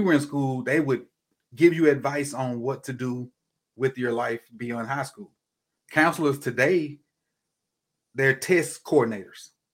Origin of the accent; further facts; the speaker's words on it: Mississippi, United States; I'm from Mississippi, um, I, my hometown is probably forty-five minutes from Alcorn.